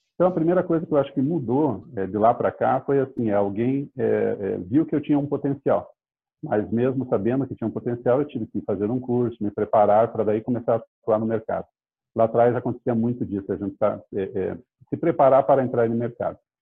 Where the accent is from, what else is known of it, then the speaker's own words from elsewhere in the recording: Curitiba, Paraná, Brazil; eu sou natural de Curitiba